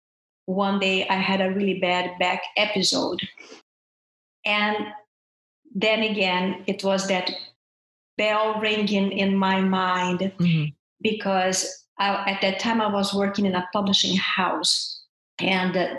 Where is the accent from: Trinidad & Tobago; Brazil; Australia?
Brazil; moved away as an adult; now in United States; I'm from Brazil